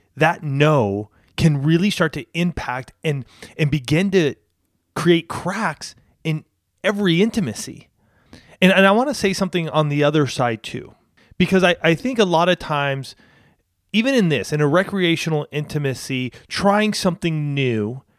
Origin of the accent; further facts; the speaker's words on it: Banning, California, United States; moved away as an adult; also born or lived in Spokane, Washington / San Diego / Orange County; we were living in Banning, which is where I grew up with my folks.